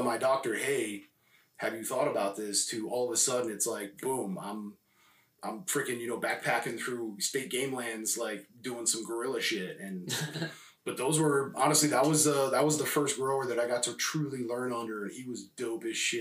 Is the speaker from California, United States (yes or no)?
yes; California, United States; also born or lived in Spain / Los Angeles; I was raised born in Spain and raised in, you know, California